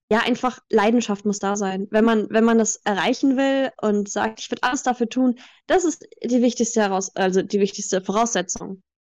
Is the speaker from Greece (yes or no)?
yes; Greece; German is a second language; also born or lived in Germany; aber ich {S2} bin in Griechenland aufgewachsen. Das heißt, mein Deutsch habe ich durch Filme gelernt.